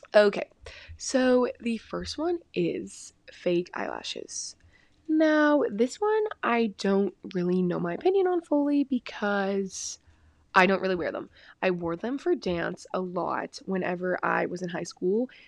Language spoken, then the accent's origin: English; Texas, United States; I'm from Texas